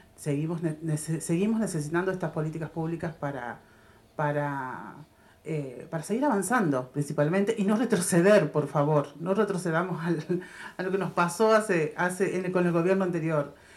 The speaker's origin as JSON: {"language": "Spanish", "town": "Tapalqué", "region": "Buenos Aires Province", "country": "Argentina", "tie": "born or raised there", "said": "Todos somos nativos de Tapalqué"}